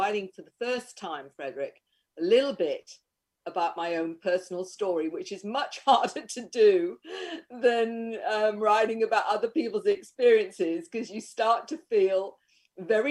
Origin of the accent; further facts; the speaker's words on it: Queensland, Australia; Australia, Queensland.